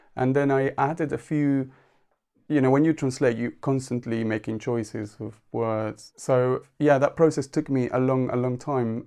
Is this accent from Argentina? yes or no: yes; Argentina; first language Spanish; English is a second language; moved away as an adult; now in United Kingdom; I was born in Argentina, but came to the U K in nineteen ninety-six